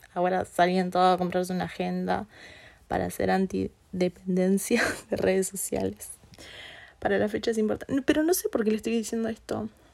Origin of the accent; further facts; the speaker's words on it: Uruguay; yo como buena uruguaya que soy